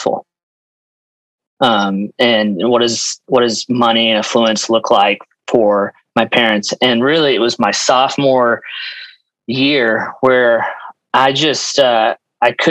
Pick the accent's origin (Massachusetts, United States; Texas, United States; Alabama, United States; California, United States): Texas, United States; Dallas; moved away as an adult; also born or lived in Norman, Oklahoma; I'm not from Iowa. I grew up in Dallas, Texas